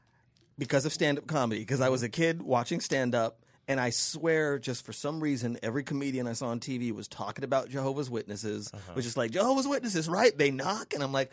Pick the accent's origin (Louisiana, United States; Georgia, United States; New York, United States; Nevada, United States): Nevada, United States; Las Vegas; I grew up in Vegas, baby.